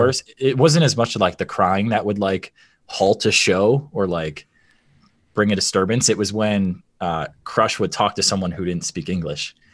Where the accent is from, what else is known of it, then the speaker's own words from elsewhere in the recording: Michigan, United States; we grew up in Michigan, an Italian family